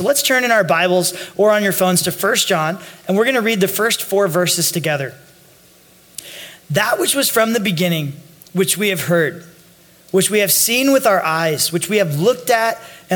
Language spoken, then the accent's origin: English; Northern California, United States; I grew up in Northern California